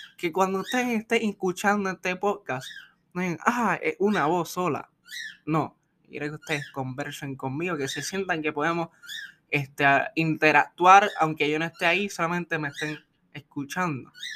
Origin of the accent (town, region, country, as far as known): Puerto Rico